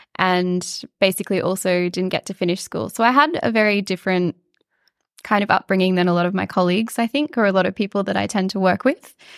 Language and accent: English; Mareeba, Queensland, Australia; now in Melbourne, Australia; I'm from a tiny little country town in far north Queensland, which I'm guessing most people would never, ever have heard of, but it's called Moreeba.